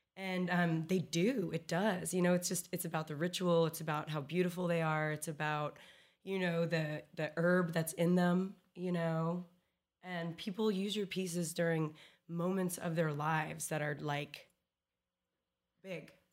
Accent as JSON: {"language": "English", "region": "Texas", "country": "United States", "said": "as a Texan"}